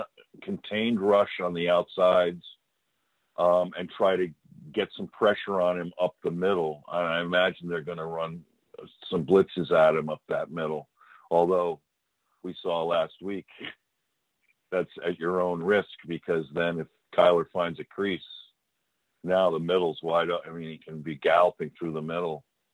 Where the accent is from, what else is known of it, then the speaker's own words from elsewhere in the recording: Massachusetts, United States; I'm from Massachusetts.